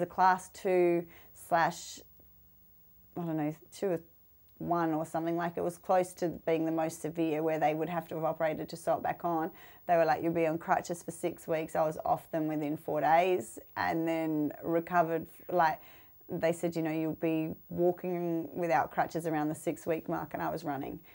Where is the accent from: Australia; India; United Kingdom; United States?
Australia; our snakes in Australia